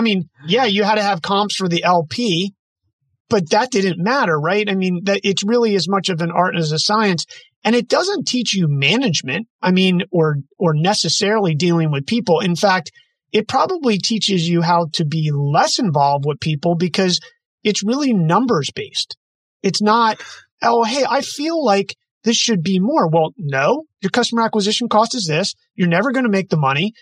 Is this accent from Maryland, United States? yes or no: yes; Maryland, United States; moved away as an adult; also born or lived in Chestertown, Maryland; now in West Coast, United States; I'm from the East Coast, but I find it interesting that the difference, and I'm on the West Coast now and been here for about a decade, but Maryland kid